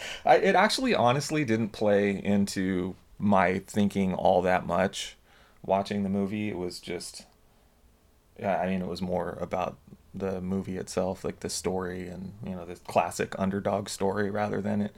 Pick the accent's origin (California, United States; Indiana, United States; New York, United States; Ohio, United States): California, United States; Southern; growing up in Southern California, rooting for the University of Southern California